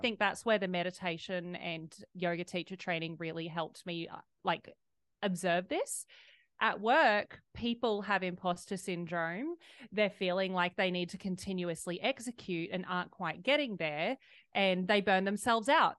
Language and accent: English; Australia; I was raised in Australia